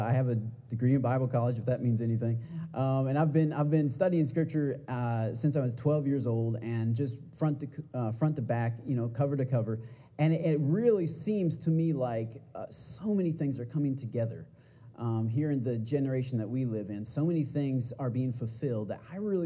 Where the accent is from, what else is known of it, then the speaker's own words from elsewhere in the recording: Michigan, United States; moved away as an adult; now in Texas, United States; I am from Michigan originally. I've been living here in Texas for eight and a half years now